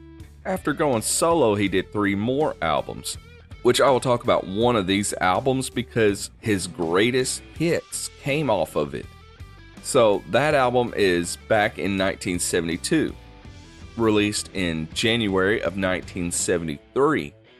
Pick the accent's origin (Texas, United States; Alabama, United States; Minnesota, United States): Alabama, United States; Muscle Shoals area; a renowned group and session musician from my home state and area